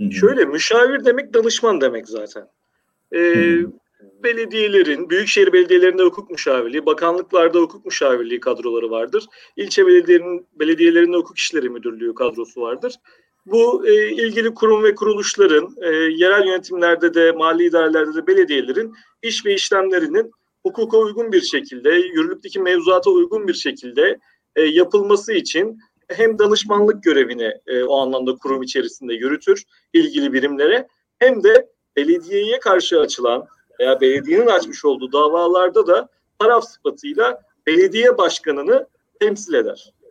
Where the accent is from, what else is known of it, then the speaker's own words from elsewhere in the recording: Maltepe, Istanbul, Turkey; born there; E, İstanbul Maltepe doğumluyum.